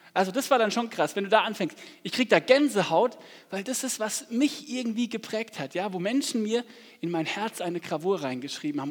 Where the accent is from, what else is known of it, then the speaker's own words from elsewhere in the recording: Aschaffenburg, Bavaria, Germany; ich komme aus Aschaffenburg so gebürtig